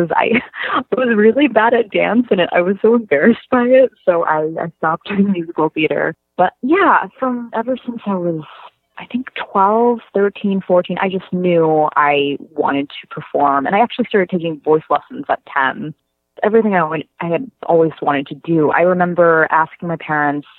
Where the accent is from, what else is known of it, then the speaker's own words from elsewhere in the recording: North Chesterfield, Virginia, United States; I grew up in North Chesterfield, Virginia